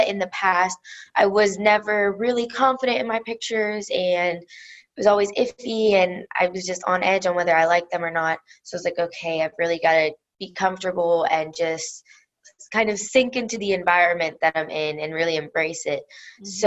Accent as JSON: {"language": "English", "region": "Pennsylvania", "country": "United States", "also_born_or_lived": "Florida", "moved": "as an adult", "said": "I'm from Pennsylvania"}